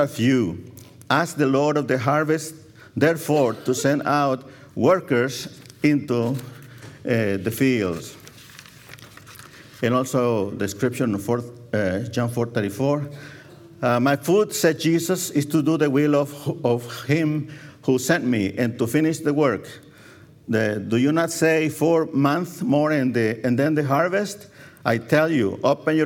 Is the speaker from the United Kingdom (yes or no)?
no; El Salvador; moved away; I was born in El Salvador, Central America.